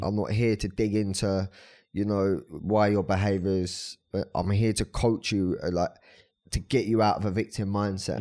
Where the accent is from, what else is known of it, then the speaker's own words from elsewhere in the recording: Brighton, South East England, United Kingdom; I'm from Brighton